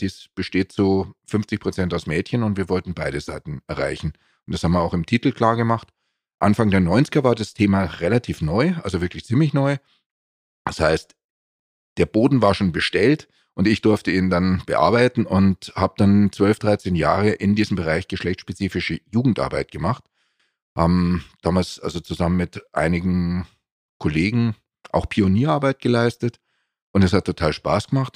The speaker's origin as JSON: {"language": "German", "town": "Munich", "region": "Bavaria", "country": "Germany", "tie": "born or raised there", "said": "bin in München geboren und aufgewachsen"}